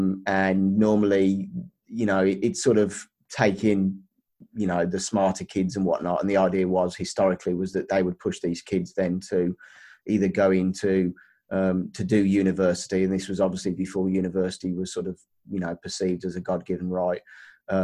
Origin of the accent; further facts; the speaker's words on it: Birmingham, West Midlands, United Kingdom; now in Los Angeles, United States; As you can tell from my accent, that is not originally where I am from. But I was originally brought up in Birmingham, England, United Kingdom.